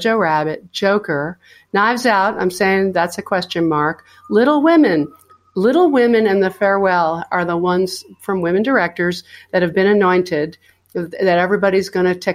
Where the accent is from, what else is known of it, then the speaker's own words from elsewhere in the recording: New York City, New York, United States; I am a New Yorker too